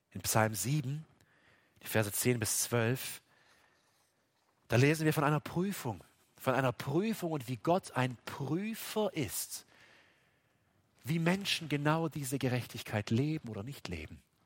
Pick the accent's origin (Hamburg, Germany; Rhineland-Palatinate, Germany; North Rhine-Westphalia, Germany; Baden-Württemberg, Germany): Baden-Württemberg, Germany; selbst bei uns in Baden-Württemberg